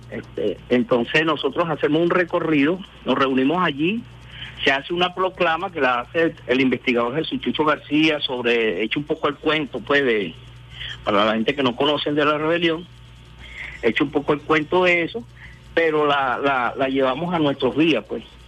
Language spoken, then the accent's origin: Spanish; Caracas, Capital District, Venezuela; mi parroquia, San Agustín, de donde yo soy